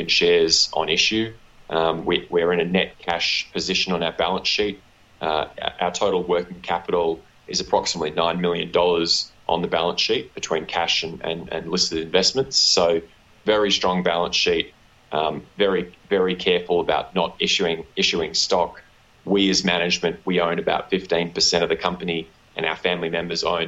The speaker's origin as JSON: {"language": "English", "country": "Australia", "tie": "born or raised there", "accent": "Australian", "said": "I was born to the southernmost continent in Australia. So apologies to the listeners for my unfortunate Australian accent."}